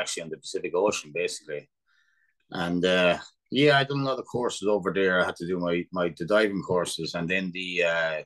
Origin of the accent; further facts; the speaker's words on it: Moate, Leinster, Ireland; I'm originally from Moat, and I moved in that club when I was 10